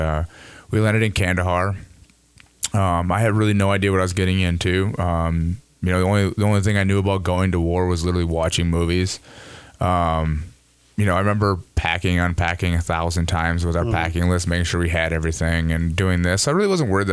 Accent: Cleveland, Minnesota, United States; my youth growing up as a kid in Cleveland

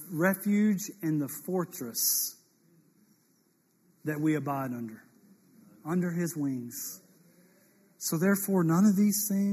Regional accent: Mississippi, United States; I was born in Mississippi

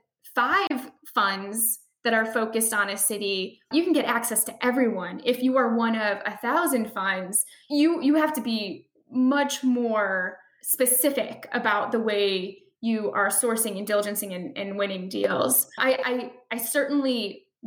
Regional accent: Chicago, Illinois, United States; I am from Chicago. I'm from the Midwest

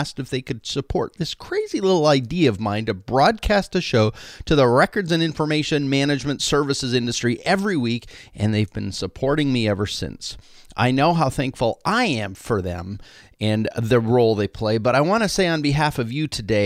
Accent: Canada; now in United States; I've been very obviously over the years a Canadian. Well, officially, last week, I became an American citizen

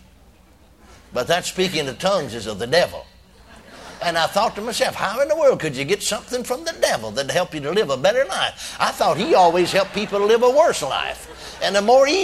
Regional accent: McKinney, Texas, United States; my hometown of McKinney, Texas

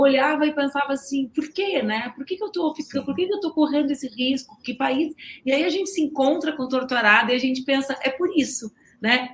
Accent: South Region, Brazil; Eu sou do sul do Brasil, né? Então eu, uhum. eu, eu morei no interior muitos anos da minha vida

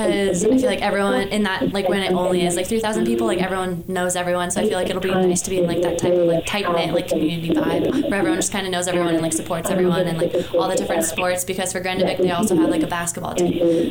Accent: Southern California, United States; moved away as an adult; also born or lived in Montana; I am from Southern California, so like my like graduating like high school class was over like 600.

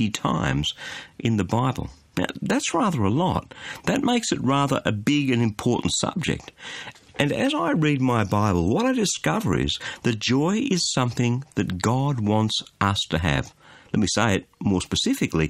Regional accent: Australia; as an Aussie

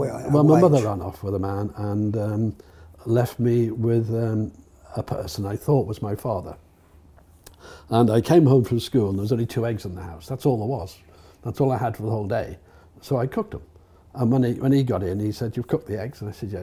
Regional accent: Liverpool, North West England, United Kingdom; Well, I lived in Liverpool. I left school. I became homeless in Liverpool, actually. But I left school when I was 18 in Liverpool with my A levels.

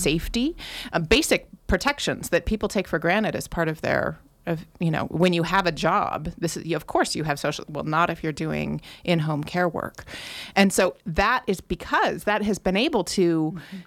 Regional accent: Grass Valley, California, United States; I was born in Grass Valley and have lived here for most of my life

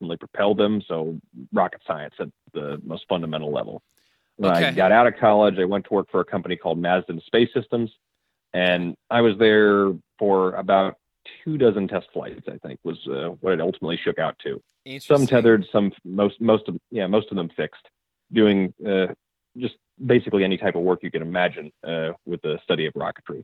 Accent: Puyallup, Washington, United States; I'm from Western Washington originally. I'm from a little town called Puyallup

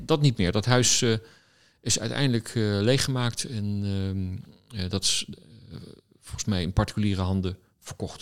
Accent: The Hague, South Holland, Netherlands; Ik kom oorspronkelijk uit Den Haag. daar ben ik opgegroeid, op school gezeten.

